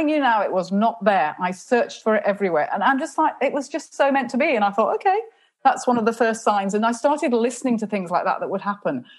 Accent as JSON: {"language": "English", "region": "England", "country": "United Kingdom", "said": "And I said, England"}